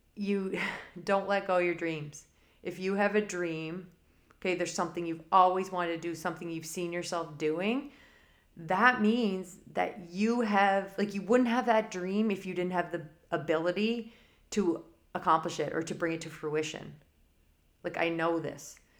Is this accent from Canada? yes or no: yes; Canada; I'm Canadian